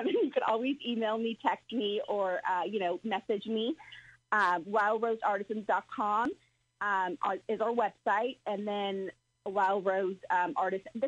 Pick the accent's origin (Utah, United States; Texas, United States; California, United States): California, United States; moved away as an adult; I'm from California